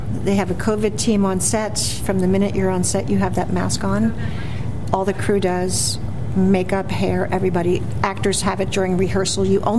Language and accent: English; Philadelphia, Pennsylvania, United States; also born or lived in South Jersey; I'm from Philadelphia. I have a home in South Jersey.